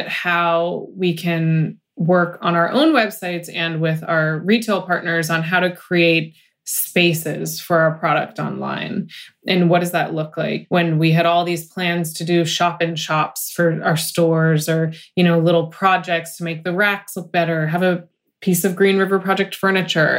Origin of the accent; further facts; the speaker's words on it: United States; I'm American